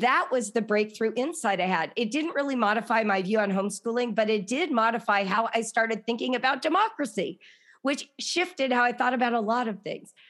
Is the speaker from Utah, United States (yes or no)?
no; Los Angeles, California, United States; growing up in Los Angeles